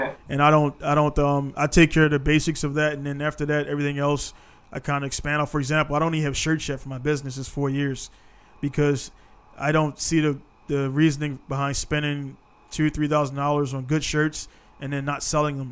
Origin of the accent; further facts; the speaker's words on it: United States; now in Japan; I'm American.